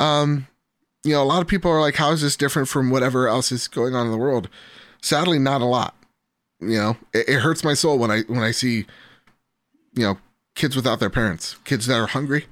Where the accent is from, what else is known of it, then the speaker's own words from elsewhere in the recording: United States; I'm American